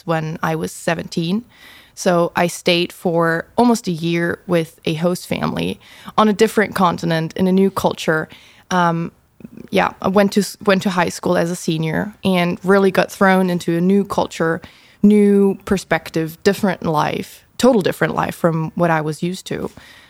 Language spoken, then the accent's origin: English; Germany; moved away as an adult; now in Netherlands; I am originally from Germany. I'm 25 years old, and I'm a second year student at Hanse Hogeschool, and I study international business.